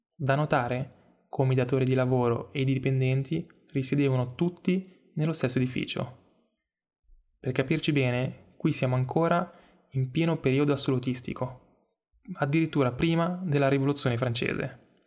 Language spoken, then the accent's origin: Italian; Stresa, Piedmont, Italy; sono nato e cresciuto a Stresa